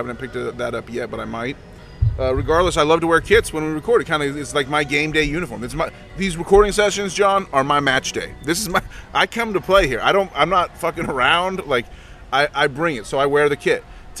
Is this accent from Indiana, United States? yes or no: no; California, United States; born there; I was born in California, actually, many, many years ago. I've lived all over the place. I lived in Southern California, Northern California.